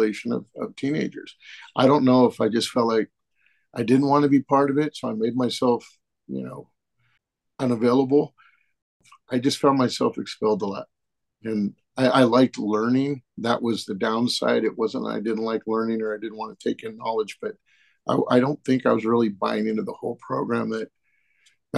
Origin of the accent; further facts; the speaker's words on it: Northern California, United States; I was born out in Southern California, out in the desert area, but family relocated up to Northern California.